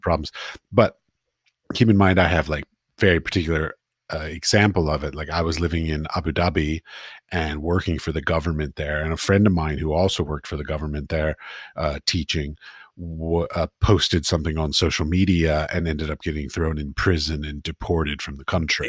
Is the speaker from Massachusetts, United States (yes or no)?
no; Washington, District of Columbia, United States; moved away as an adult; now in Prague, Czech Republic; I grew up in Washington D.C.